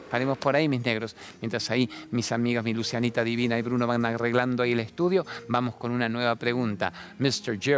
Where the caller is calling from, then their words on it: Santa Fe, Argentina; ¿Cómo andás? … de Santa Fe